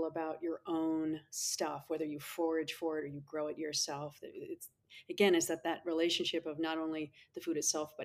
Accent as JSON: {"language": "English", "region": "New England", "country": "United States", "tie": "born or raised there", "moved": "yes", "lives_now": "San Diego, United States", "said": "I grew up in New England"}